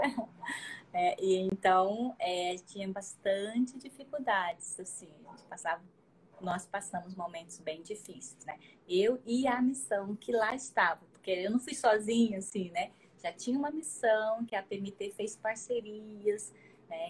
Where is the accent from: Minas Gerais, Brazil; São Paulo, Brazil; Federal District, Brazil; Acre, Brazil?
Acre, Brazil; sou natural lá do Acre